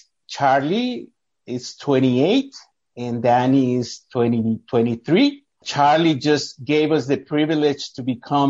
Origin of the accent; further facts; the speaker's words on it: El Salvador; moved away; I was born and raised in El Salvador. I come from a family of four sisters and me being the only guy in the family.